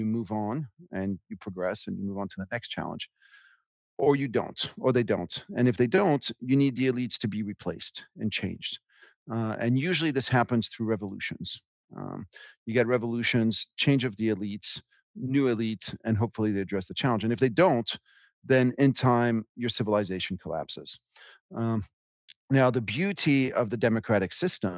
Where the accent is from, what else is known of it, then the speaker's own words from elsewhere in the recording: France; moved away; I grew up in France